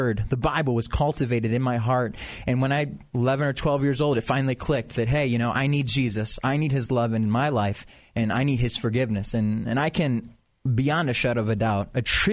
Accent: Rochester, United States; now in Atlanta, United States; I'm from Rochester

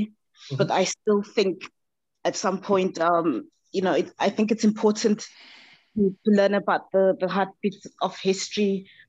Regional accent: Zimbabwe; I'm Zimbabwean myself, and I grew up in Zimbabwe

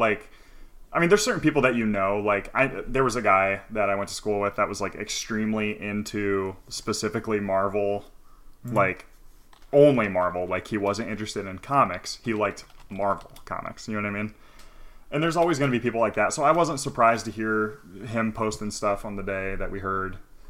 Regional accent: New York, United States; I grew up in New York. I was a weird nerdy kid.

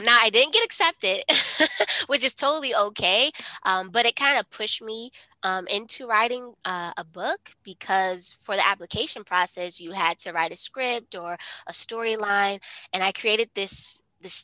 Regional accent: Ohio, United States; I'm from Ohio

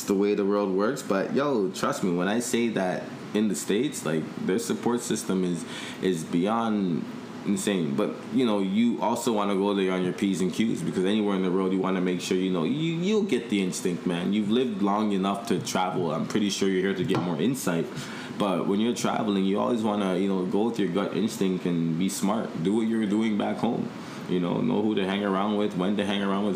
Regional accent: Toronto, Ontario, Canada; also born or lived in Los Angeles; we're from Toronto

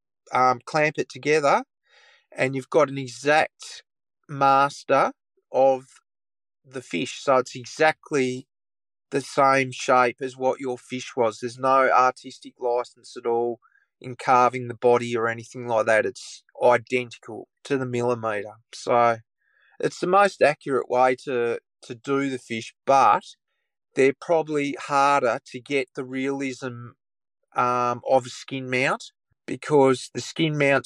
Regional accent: Tamar Valley, near Launceston, Tasmania, Australia; I grew up in the Tamar Valley, which is just out of Launceston, and it's on the shores of the Tamar River.

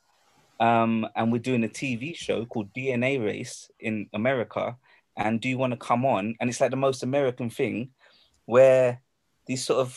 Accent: London, United Kingdom; I'm from London, you know. But, my roots is that, my mum is Singaporean. I'm not sure about my father. But I'm from London.

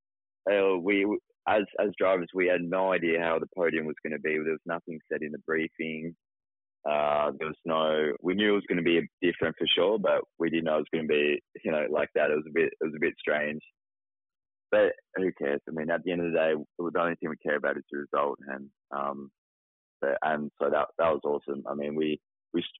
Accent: Tasmania, Australia; I'm from Tasmania, you know, it's raining bloody 24/7, so I'm used to the rain

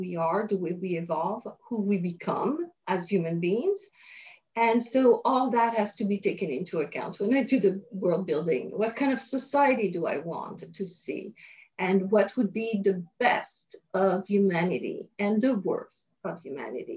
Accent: France; moved away as an adult; also born or lived in Montreal, Canada; now in Los Angeles, United States; I was born in France, grew up in France until I had the opportunity to study in Montreal, Canada

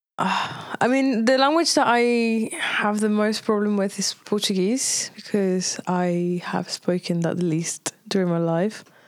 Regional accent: Tenerife, Canary Islands, Spain; English is a second language; moved away; also born or lived in Brazil; I left Brazil when I was five, and then I grew up in Tenerife.

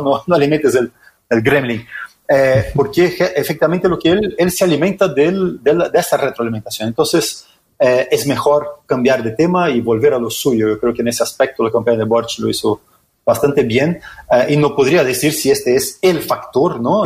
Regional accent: Brazil; Spanish is a second language; now in Chile; yo soy brasileño

